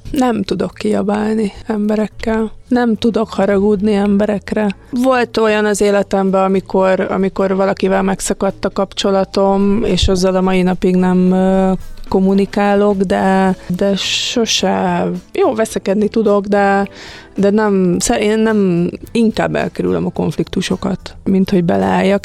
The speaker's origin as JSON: {"language": "Hungarian", "country": "Hungary", "said": "mi magyarok"}